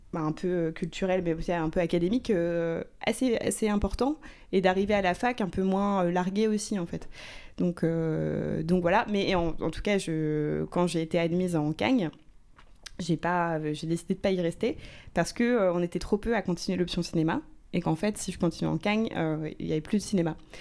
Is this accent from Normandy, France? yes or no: yes; Rouen, Normandy, France; je viens de Rouen, donc c'est une ville euh, moyenne qui est quand même assez dotée culturellement.